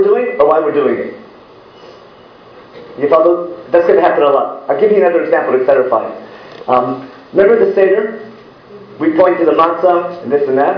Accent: Israel; I'm from Israel

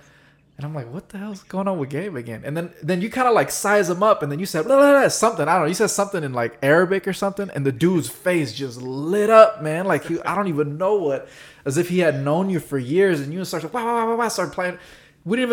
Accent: United States; we Americans

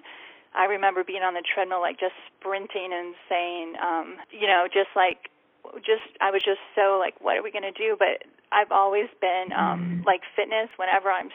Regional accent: Chicago, Illinois, United States; also born or lived in Boston; now in Cincinnati, United States; I grew up in Chicago and then moved to Boston for 4 years, and I'm currently living in Cincinnati

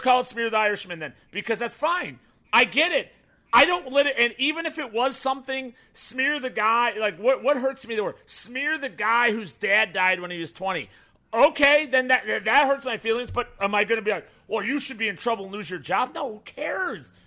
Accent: Chicago, Illinois, United States; also born or lived in Burbank, Illinois; I grew up in Burbank and then Bridgeport, Illinois, south side of Chicago

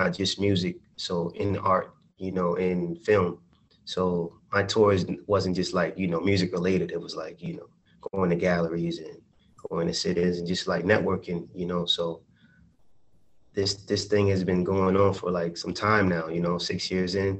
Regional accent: Baltimore, Maryland, United States; I'm from Baltimore

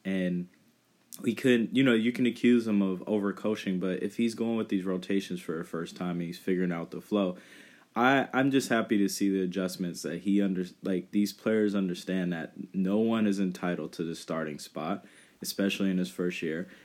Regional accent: Northern California, United States; moved away; I was from Northern California

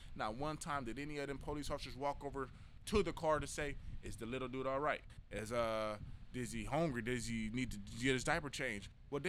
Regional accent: San Diego, California, United States; I'm sorry that I'm from Southeast San Diego.

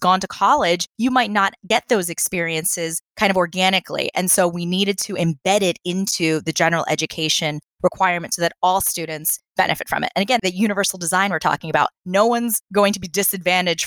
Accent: East Coast, United States; now in Los Angeles, United States; I grew up on the East Coast, not the West Coast.

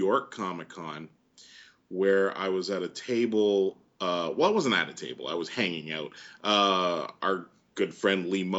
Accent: Canada; And in most situations, I am very Canadian and I don't complain or anything.

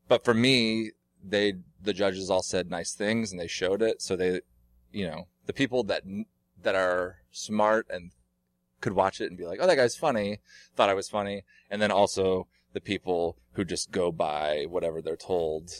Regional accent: Oregon, United States; moved away as an adult; now in Los Angeles, United States; I grew up in Oregon

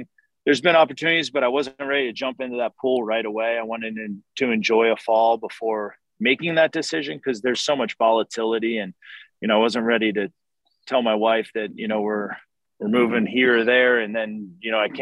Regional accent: Philadelphia, Pennsylvania, United States; now in Atlanta, United States; growing up in Philly

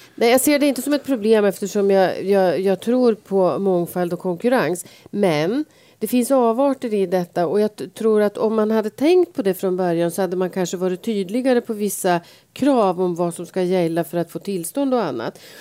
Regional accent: Sveg, Jämtland, Sweden; now in Stockholm, Sweden; Jag är född i Sveg men jag har ju varit stockholmare i ganska många år. Men eh, det hörs ju att jag är född i Sveg

